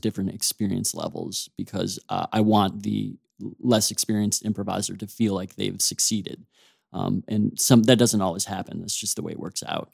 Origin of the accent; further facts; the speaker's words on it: Oak Park, Illinois, United States; I grew up right outside of Chicago in a suburb called Oak Park